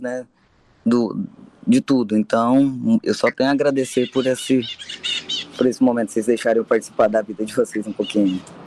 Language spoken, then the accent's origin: Portuguese; Goianésia, Goiás, Brazil; now in Anápolis, Brazil; eu nasci em Goianésia, mas eu sou residente em Anápolis, represento Anápolis, Goiás. Eu tô aqui há bastante tempo